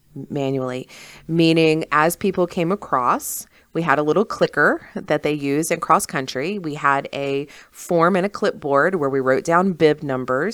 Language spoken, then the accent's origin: English; South Berkeley County, West Virginia, United States; I'm from South Berkeley, you know. So I graduated from Musselman